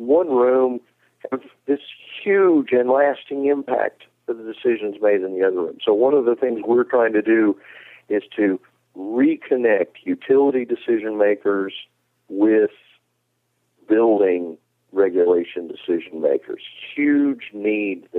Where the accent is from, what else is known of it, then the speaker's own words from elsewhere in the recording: North Carolina, United States; In my home state of North Carolina